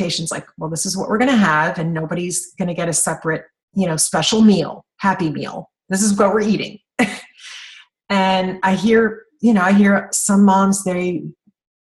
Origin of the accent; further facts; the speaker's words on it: Kentucky, United States; I'm from Kentucky.